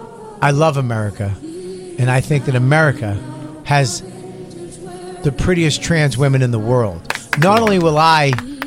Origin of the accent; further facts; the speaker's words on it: United States; I'm American.